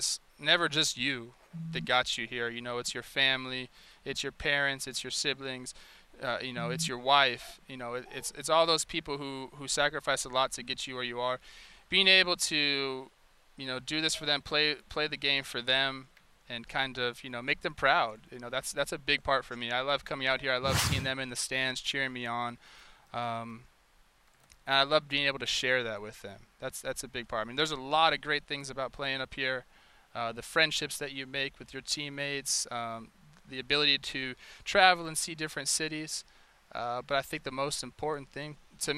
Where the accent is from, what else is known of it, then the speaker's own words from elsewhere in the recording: Los Angeles, California, United States; moved away as an adult; also born or lived in Minnesota; now in Bay Area, United States; I'm from Southern California, so I'm just used to California.